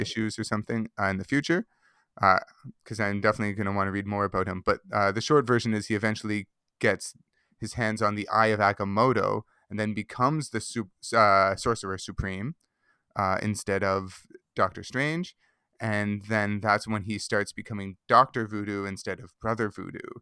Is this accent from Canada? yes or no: yes; Mississauga, Ontario, Canada; I grew up in Mississauga